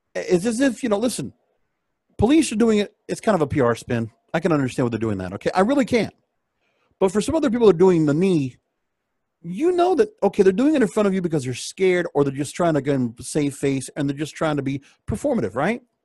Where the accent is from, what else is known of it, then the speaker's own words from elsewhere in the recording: Miami, Florida, United States; I come from Miami, Palm Beach.